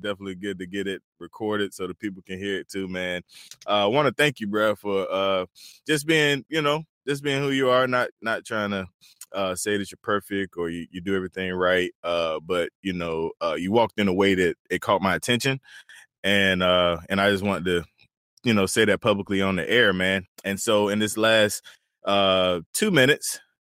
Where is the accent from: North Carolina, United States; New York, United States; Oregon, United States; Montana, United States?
North Carolina, United States; my home state